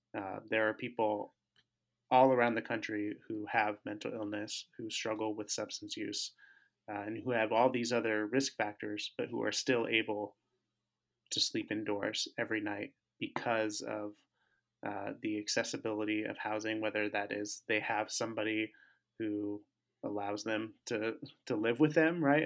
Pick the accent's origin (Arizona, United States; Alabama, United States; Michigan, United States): Arizona, United States; Tempe; moved away as an adult; also born or lived in Southern California; now in Minneapolis, United States; I grew up, uh, in Tempe, Arizona